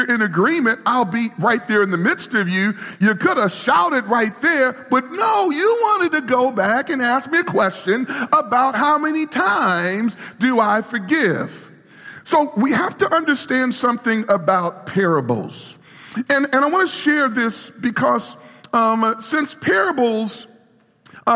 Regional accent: New York City, New York, United States; moved away; I grew up in New York City, and all my life, and so we've been here for our ministry, we've been here. But I grew up in New York City

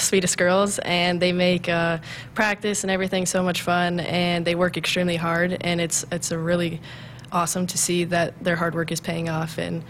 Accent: Humphrey, Nebraska, United States; I came from Humphrey, Nebraska, a small town, and growing up, I just thought I didn't have a lot of opportunities either

